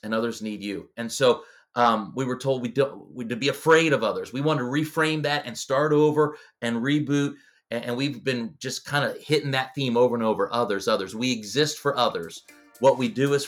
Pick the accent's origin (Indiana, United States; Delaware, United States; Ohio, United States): Delaware, United States; moved away as an adult; now in Ontario, Canada; So I grew up in Delaware